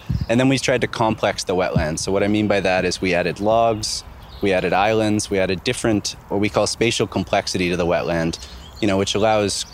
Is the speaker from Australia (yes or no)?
no; Southern Ontario, Canada; I grew up in Southern Ontario, where there's a lot of development